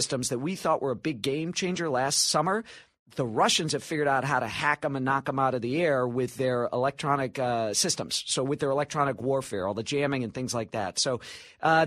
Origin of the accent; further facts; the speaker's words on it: Chicago, Illinois, United States; I'm from Chicago